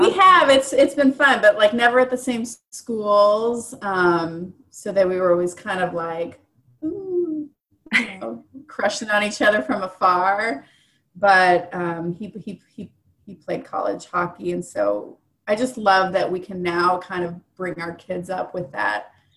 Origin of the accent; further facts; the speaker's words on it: Indianapolis, Indiana, United States; I'm born and raised in Indy